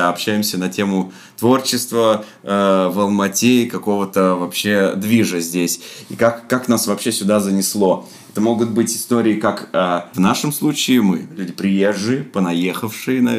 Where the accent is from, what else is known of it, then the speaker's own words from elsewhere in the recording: Novocheboksarsk, Chuvashia, Russia; moved away as an adult; also born or lived in Moscow / Almaty; я из Чуваши же.